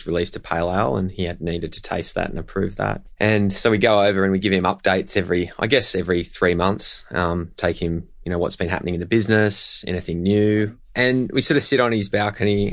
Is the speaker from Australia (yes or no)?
yes; Australia; also born or lived in New York / London; I'm pretty proud of being Australian